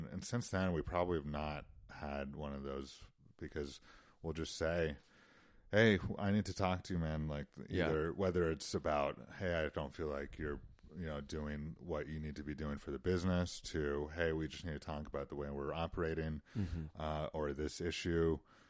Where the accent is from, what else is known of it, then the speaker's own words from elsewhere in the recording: Utah, United States; Sure, and you know, of course, I grew up doing all that stuff, and you know, my parents themselves were big outdoors people, and so that certainly is something that I grew up with.